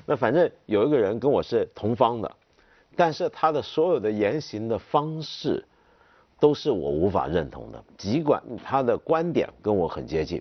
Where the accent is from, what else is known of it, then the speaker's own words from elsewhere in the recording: China; 按照我们中国的想法